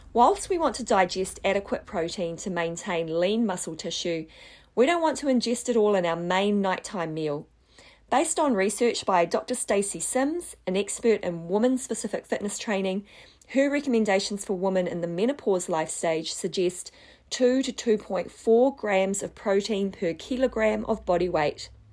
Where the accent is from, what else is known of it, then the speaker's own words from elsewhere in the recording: Wellington, New Zealand; moved away as an adult; also born or lived in Southeast Asia; I grew up in Wellington, New Zealand